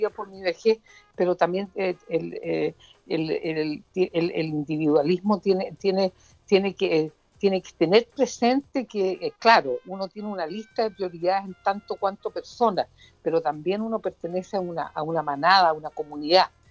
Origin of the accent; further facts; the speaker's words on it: Puerto Montt, Los Lagos, Chile; de mi tierra, de Puerto Montt, de la provincia de Yanquihue